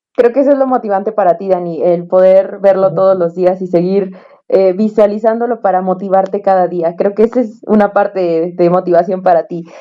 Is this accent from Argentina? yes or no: no; Mexico; siendo mexicanos